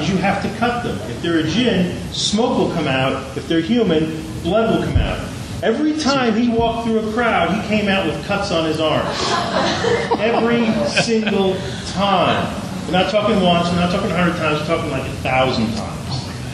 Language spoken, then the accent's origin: English; New York, United States; moved away; I grew up in New York, just outside of New York City